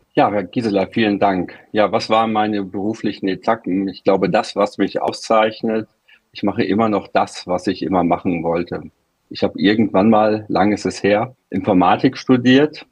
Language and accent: German; Frankfurt, Hesse, Germany; aus meiner Heimatstadt Frankfurt